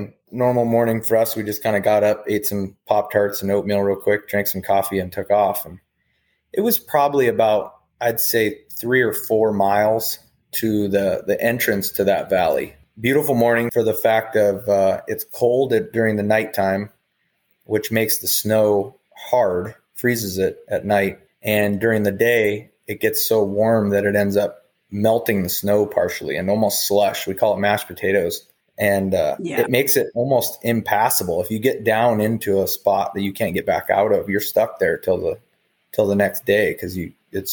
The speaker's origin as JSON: {"language": "English", "town": "Wasilla", "region": "Alaska", "country": "United States", "tie": "born or raised there", "said": "born and raised in Alaska in the town I still reside, Wasilla."}